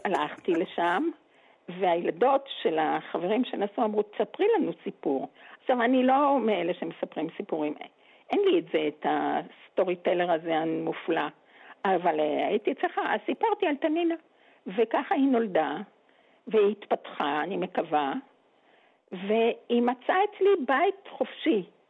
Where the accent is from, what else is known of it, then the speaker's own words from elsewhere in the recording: Geva, Northern District, Israel; אני הרי גדלתי בגבע